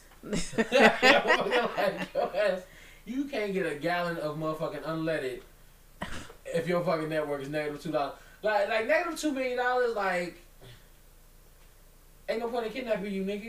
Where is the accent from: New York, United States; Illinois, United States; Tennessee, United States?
Illinois, United States; Chicago; I grew up in Chicago.